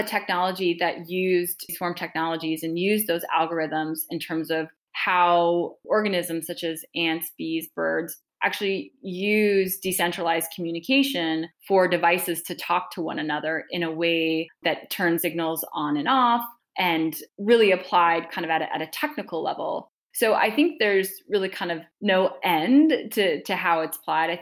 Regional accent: Montana, United States; I'm a fifth generation Montanan. I grew up in Montana

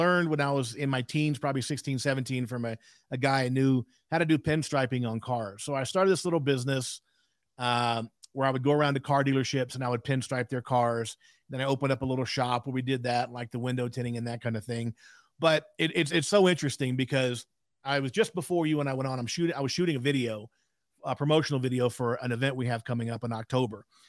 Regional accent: South Louisiana, United States; I was raised in South Louisiana

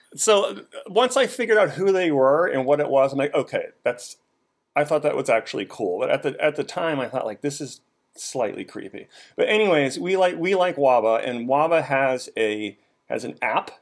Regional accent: Boston, Massachusetts, United States; now in Washington, D.C., United States; I grew up in Boston.

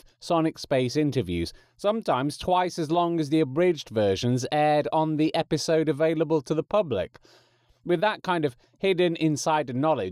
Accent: England, United Kingdom; accent: English; my natural English accent

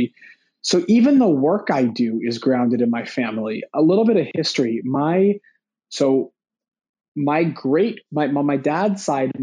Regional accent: Vancouver, British Columbia, Canada; I was born here in Vancouver

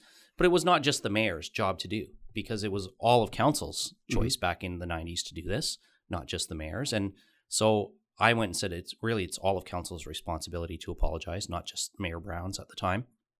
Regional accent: Wallaceburg, Ontario, Canada; now in London, Canada; I arrived here in my 20s, was born and raised in Wallaceburg, a small town in Kent County, not far from here, about an hour and a half down the road, but nonetheless a small town, ended up making London my home.

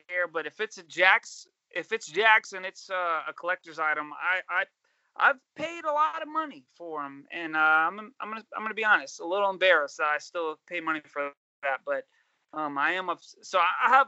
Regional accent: Louisiana, United States; I'm from Louisiana

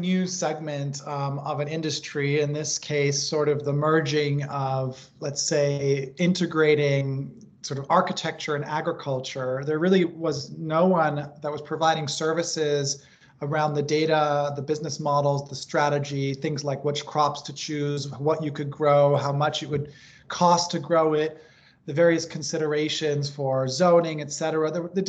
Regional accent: Hong Kong; also born or lived in Tokyo, Japan; You know, I grew up in Hong Kong and Tokyo. These are very dense cities, but there's sort of creative ways that they integrate greenery into the cities.

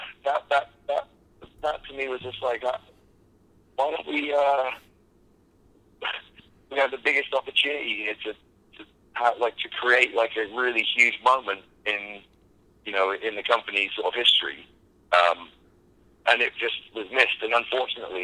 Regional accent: United Kingdom; I'm a Brit

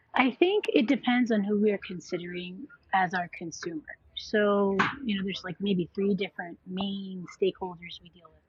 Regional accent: New York City, New York, United States; my sister and I were born and raised in Queens, New York

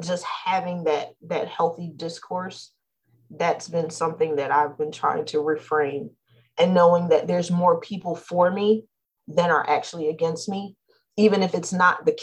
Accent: New Jersey, United States; We're from New Jersey

